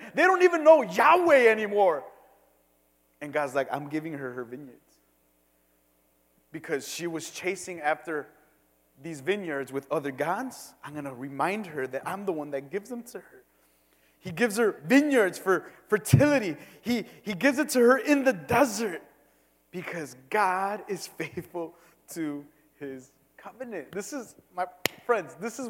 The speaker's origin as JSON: {"language": "English", "town": "Cicero", "region": "Illinois", "country": "United States", "said": "I'm from Cicero"}